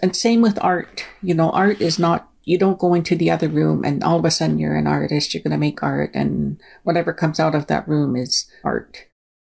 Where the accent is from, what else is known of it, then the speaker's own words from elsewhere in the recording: Kainai Nation, southern Alberta, Canada; first language Blackfoot; English is a second language; I'm from the Kainai Nation, Kainai, which is part of the Blackfoot Confederacy here in southern Alberta